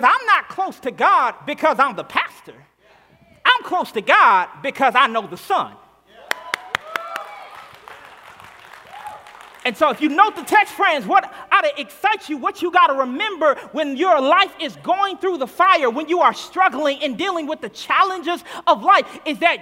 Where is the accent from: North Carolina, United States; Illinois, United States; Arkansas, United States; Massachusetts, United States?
Arkansas, United States; moved away; I'm from Arkansas originally, and so I grew up in the South Black Baptist Church